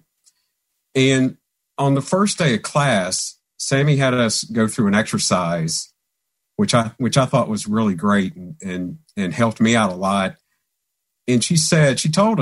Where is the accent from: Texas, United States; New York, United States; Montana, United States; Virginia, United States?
Virginia, United States; Christiansburg; moved away; I'm originally from Christiansburg, Virginia, which is in the southwestern part of Virginia